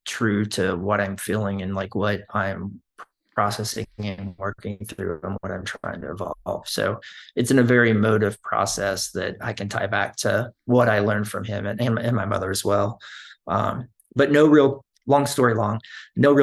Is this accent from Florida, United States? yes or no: no; Texas, United States; moved away; I grew up in Texas